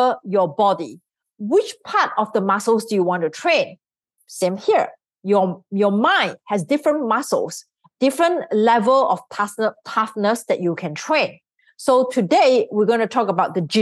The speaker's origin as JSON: {"language": "English", "country": "Singapore", "tie": "born or raised there", "said": "I grew up in Singapore because that's where I'm from. So I'm a Singaporean."}